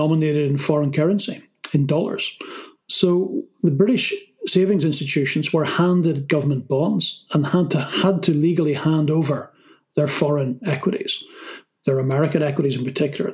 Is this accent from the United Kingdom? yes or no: no; Ireland; I come from Ireland, and we have a saying in Ireland